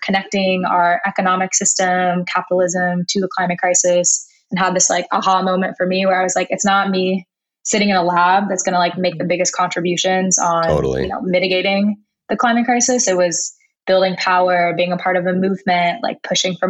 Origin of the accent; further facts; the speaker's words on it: Chicago, Illinois, United States; I grew up outside of in Chicago